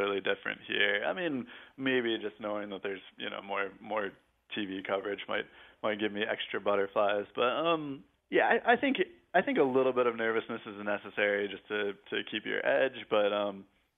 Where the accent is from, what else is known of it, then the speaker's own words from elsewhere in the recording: United States; I love my home country, and I feel that my identity is tied to it, not in some vague, nebulous, nationalistic way, but because I'm from there